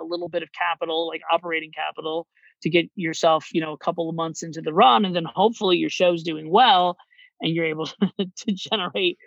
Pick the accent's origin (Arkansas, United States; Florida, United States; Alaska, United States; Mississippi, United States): Florida, United States; Orlando; born or raised there; moved away as an adult; also born or lived in New York City; now in Miami, United States